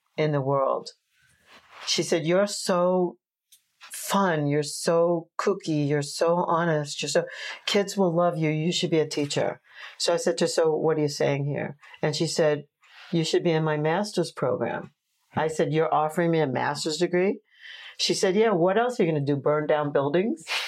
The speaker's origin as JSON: {"language": "English", "town": "Oceanside", "region": "New York", "country": "United States", "tie": "born or raised there", "also_born_or_lived": "Brooklyn, New York / Fire Island", "said": "we moved to Long Island when I was like six or something"}